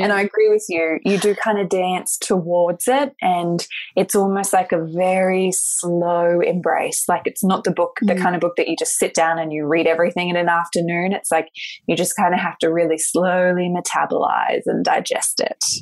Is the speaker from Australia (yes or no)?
yes; Australia; also born or lived in Sunshine Coast, Australia; I'm Australian